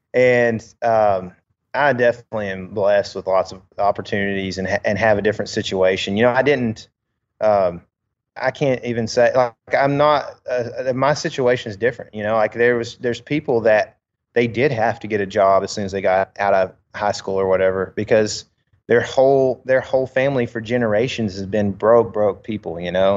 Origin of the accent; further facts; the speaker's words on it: United States; as an American